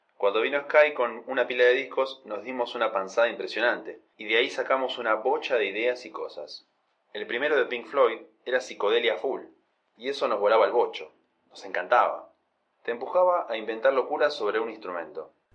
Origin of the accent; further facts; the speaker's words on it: Nogoyá, Entre Ríos, Argentina; now in La Plata, Argentina; me quedaba en mi pueblo